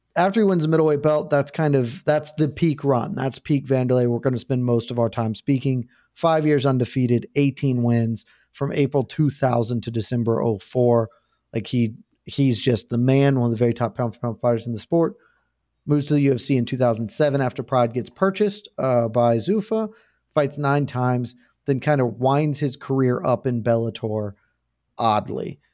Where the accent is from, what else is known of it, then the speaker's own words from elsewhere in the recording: United States; I'm very American.